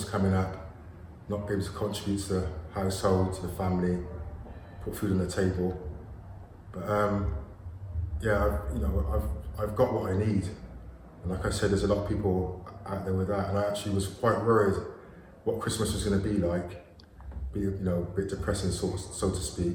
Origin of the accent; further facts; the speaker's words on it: Gloucester, South West England, United Kingdom; I'm 47. I'm from Gloucester